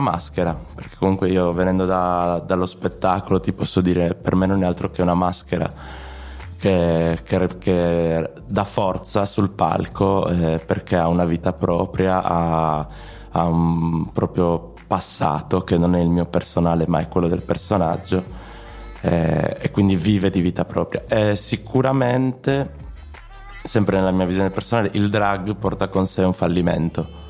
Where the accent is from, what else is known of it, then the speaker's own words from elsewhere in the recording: Sardinia, Italy; crescendo in Sardegna